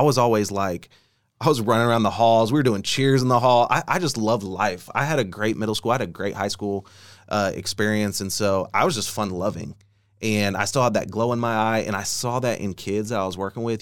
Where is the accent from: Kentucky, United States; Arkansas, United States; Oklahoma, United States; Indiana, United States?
Oklahoma, United States; Bartlesville; now in Oklahoma City, United States; I grew up in Bartlesville, Oklahoma